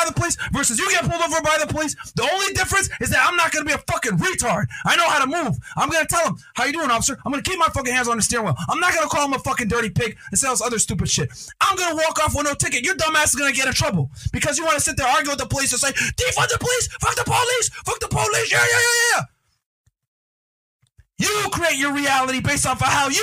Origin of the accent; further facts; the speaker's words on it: United States; I was born in the United States